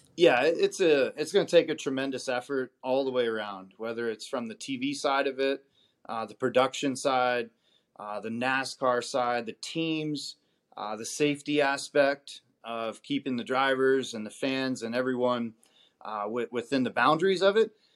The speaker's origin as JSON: {"language": "English", "town": "Las Vegas", "region": "Nevada", "country": "United States", "tie": "born or raised there", "said": "I grew up out in Vegas"}